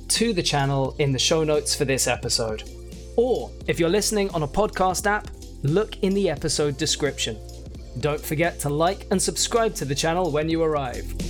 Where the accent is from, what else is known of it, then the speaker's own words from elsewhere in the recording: United Kingdom; being British